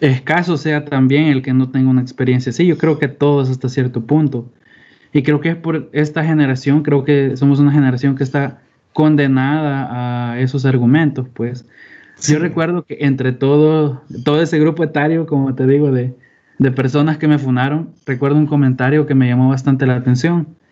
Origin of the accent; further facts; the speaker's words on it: El Salvador; además de salvadoreños, somos